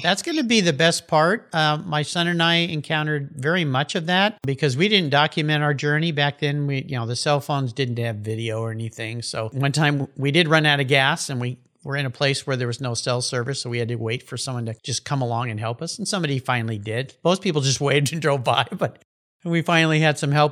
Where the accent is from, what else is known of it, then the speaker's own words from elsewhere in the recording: Southern California, United States; moved away as an adult; I grew up in Southern California, where I spent all my youth on the beach surfing in the ocean